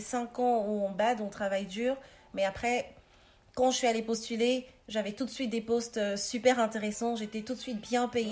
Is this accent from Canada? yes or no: no; Cameroon; moved away as an adult; also born or lived in Paris, France / Cape Town, South Africa; now in Mechelen, Belgium; je suis née, euh, au Cameroun. Je suis partie à mes dix-huit ans